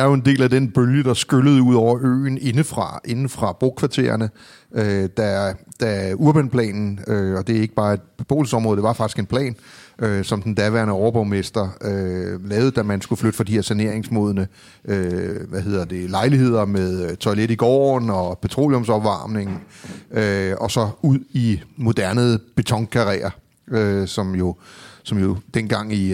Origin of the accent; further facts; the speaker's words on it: Copenhagen, Capital Region of Denmark, Denmark; Jeg var vokset op i det, der hedder Hørgården. Det var en del af urbanplanen